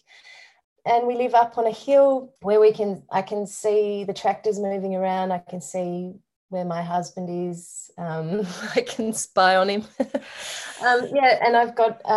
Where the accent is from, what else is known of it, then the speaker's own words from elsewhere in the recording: Derwent Valley, Tasmania, Australia; now in Hobart, Australia; I grew up on a farm